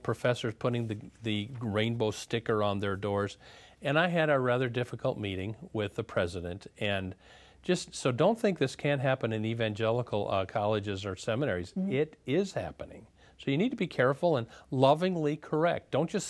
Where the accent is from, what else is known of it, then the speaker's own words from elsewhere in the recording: Minneapolis, Minnesota, United States; I'm from Minneapolis.